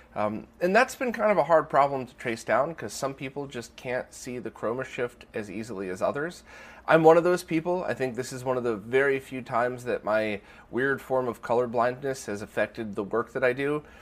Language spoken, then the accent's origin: English; United States; I'm an American